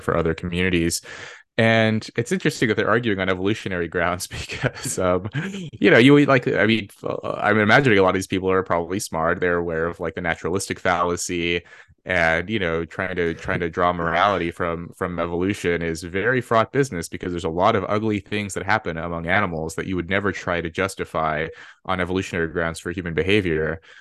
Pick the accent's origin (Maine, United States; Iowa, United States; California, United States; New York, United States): California, United States; Red Bluff; moved away; I grew up in Red Bluff, California